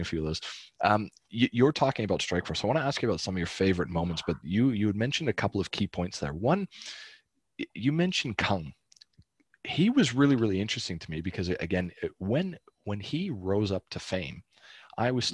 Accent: Calgary, Alberta, Canada; I'm from Calgary.

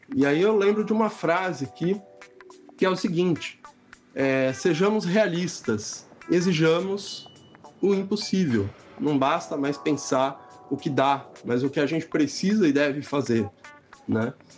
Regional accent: Santos, São Paulo, Brazil; moved away; em Santos, que é onde eu nasci, onde eu estou morando agora, porque eu voltei para cá durante a pandemia

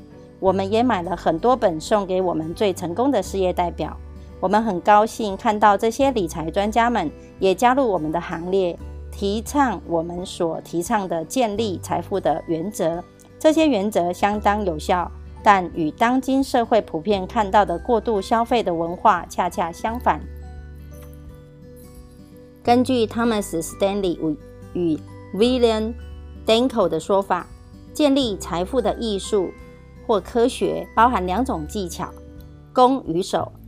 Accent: Miaoli County, Taiwan; 今天要为大家导读的主题是建立并捍卫不易获致的储蓄金。

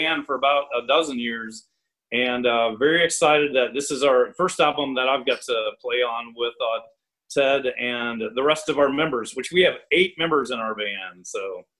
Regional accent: Franklin Furnace, Ohio, United States; also born or lived in Nashville, Tennessee; now in Huntington, United States; I'm from Franklin Furnace, Ohio, one of the few places in Ohio where you exit on the left, and currently live in Huntington, West Virginia, just a stone's throw over the Ohio River there

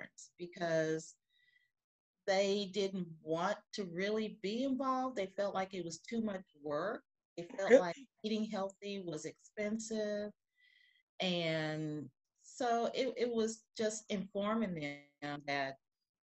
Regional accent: Texas, United States; moved away as an adult; now in Ferguson, United States; I've been a resident of Ferguson for over 20 years. I'm originally from Texas. I moved here because my husband lives here.

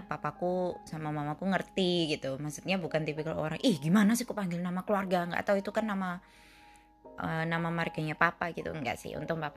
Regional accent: Surabaya, East Java, Indonesia; asal dari Surabaya.

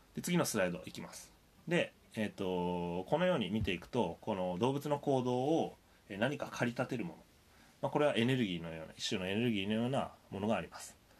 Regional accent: Sendai, Miyagi, Japan; 僕宮城県仙台市出身なんですけど

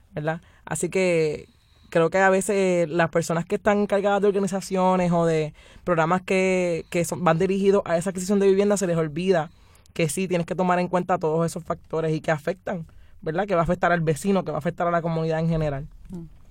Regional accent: Puerto Rico; todos somos puertorriqueños

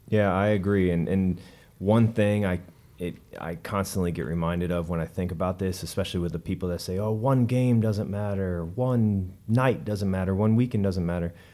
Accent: Denver, Colorado, United States; I grew up in Denver, like I said, uh, at least in high school.

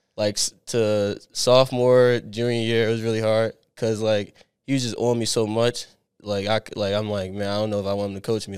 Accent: Abington, Pennsylvania, United States; moved away as an adult; I grew up in Abington, like, a little bit outside of Philadelphia, like, ten minutes

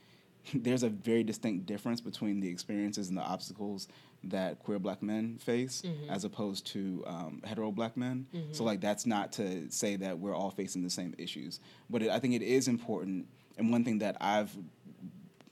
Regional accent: Charlottesville, Virginia, United States; I grew up in Charlottesville, Virginia

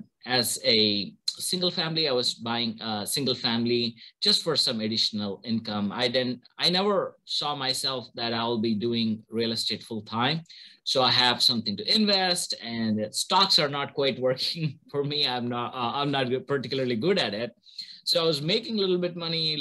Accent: India; moved away as an adult; now in United States; I'm originally from India, born and brought up there, did my bachelor's in electrical engineering over there

